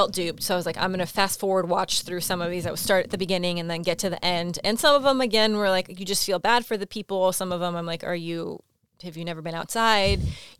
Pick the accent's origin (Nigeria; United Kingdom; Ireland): Nigeria; I'm from Nigeria.